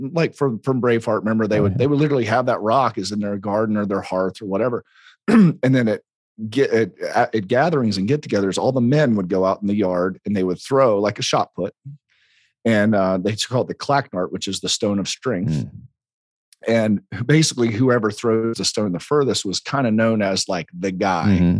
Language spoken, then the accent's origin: English; South Carolina, United States; we're in South Carolina